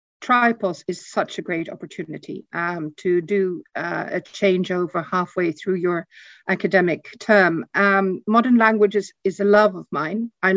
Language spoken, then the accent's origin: English; Burgos, Castile and León, Spain; also born or lived in Netherlands; I grew up in Spain. I was 2 years old when I left for Spain. My father worked for Heineken and opened the Spanish market. We started up living in a town north of Madrid called Burgos, which is a very small provincial town.